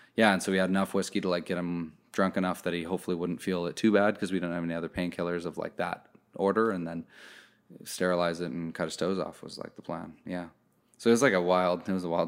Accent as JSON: {"language": "English", "country": "Canada", "said": "I'm Canadian"}